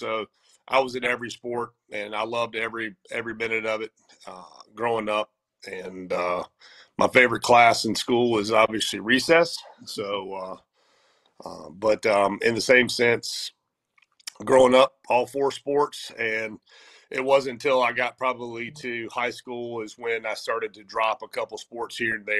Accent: Wilmington, North Carolina, United States; also born or lived in Durham, North Carolina / Charlotte, North Carolina; I'm homegrown here in Wilmington, North Carolina

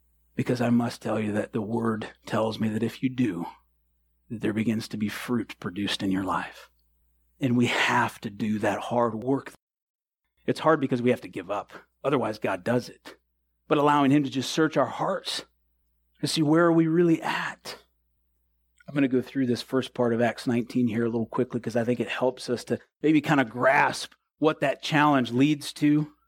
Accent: the North, United States; I'm from the North. I honked.

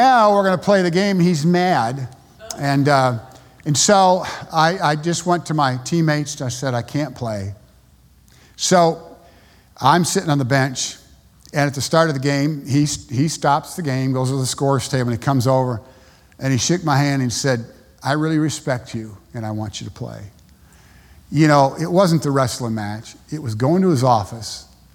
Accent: United States; moved away as an adult; also born or lived in Panama; I'm an American

